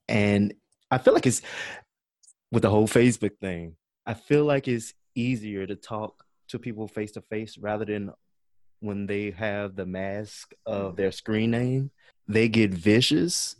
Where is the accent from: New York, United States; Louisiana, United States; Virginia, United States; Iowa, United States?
Louisiana, United States; Baton Rouge; moved away as an adult; now in Dallas, United States; I am from uh, Baton Rouge, Louisiana.